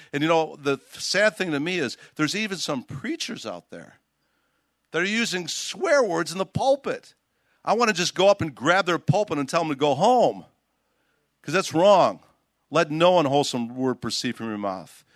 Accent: Chicago, Illinois, United States; Chicago, where I'm from. I grew up in Chicago

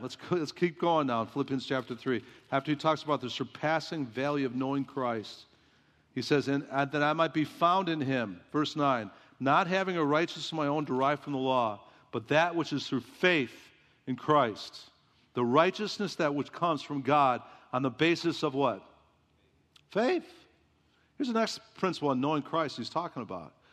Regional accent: Chicago, Illinois, United States; moved away; I grew up in Chicago

